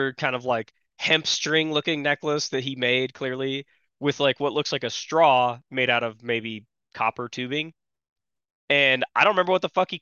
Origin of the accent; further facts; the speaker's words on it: Oregon, United States; I'm from Oregon